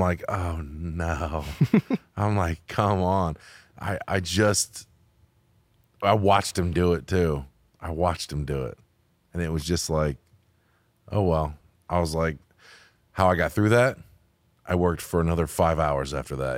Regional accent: United States; I'm American

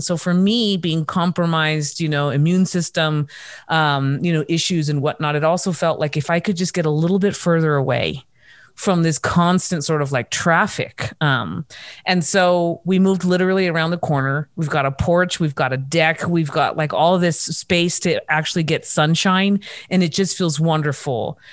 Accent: Orange, California, United States; also born or lived in Los Angeles; now in Reno, United States; in my home state and, and city of Orange County in Orange

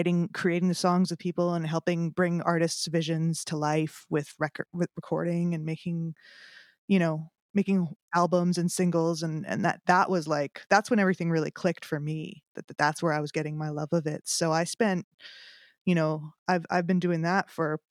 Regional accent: Winnipeg, Manitoba, Canada; moved away as an adult; also born or lived in Toronto, Canada; now in Nashville, United States; I started out in music back in my hometown of Winnipeg

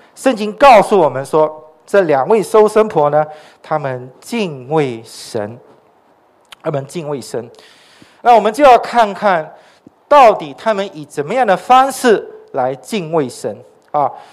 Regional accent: Sarawak, Malaysia; moved away; 我来自撒拉约

